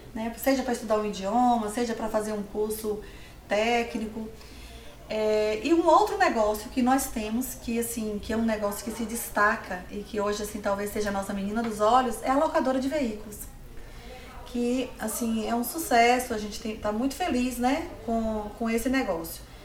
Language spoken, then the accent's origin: Portuguese; Livramento de Nossa Senhora, Bahia, Brazil; now in Vitória da Conquista, Brazil; assim que eu cheguei em Vitória da Conquista, eu sou de Livramento